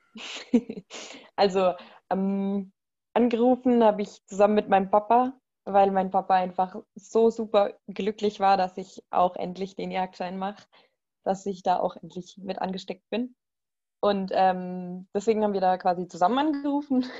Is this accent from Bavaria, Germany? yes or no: yes; Bavaria, Germany; ich komme aus Bayern